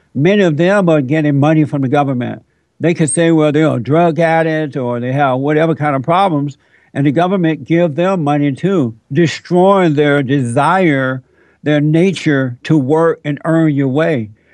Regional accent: United States; I'm an American. I'm not African American.

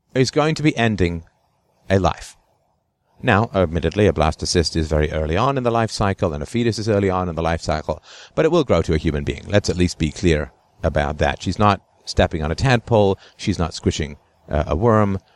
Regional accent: England, United Kingdom; when I was a kid growing up in England

